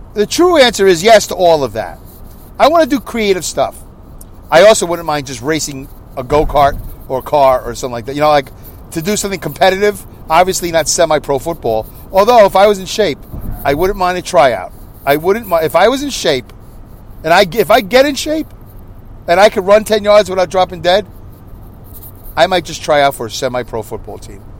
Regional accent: New York City, New York, United States; I grew up in New York City

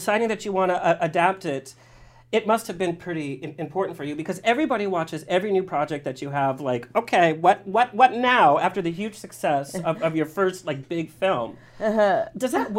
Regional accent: West Hollywood, California, United States; Please, I'm from West Hollywood.

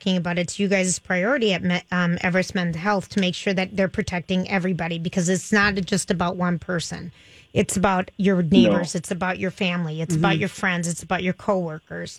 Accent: Minnesota, United States; being a Minnesotan

